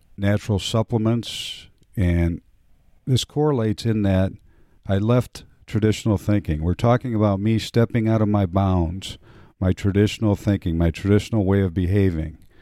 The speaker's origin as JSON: {"language": "English", "town": "Cleveland", "region": "Ohio", "country": "United States", "tie": "born or raised there", "said": "I grew up in a, uh, Polish neighborhood in inner city, what would today be described as inner city Cleveland, Ohio"}